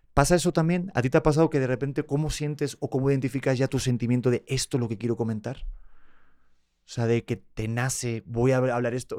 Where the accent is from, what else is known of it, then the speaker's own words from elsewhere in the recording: Madrid, Community of Madrid, Spain; nací en Madrid, nací en España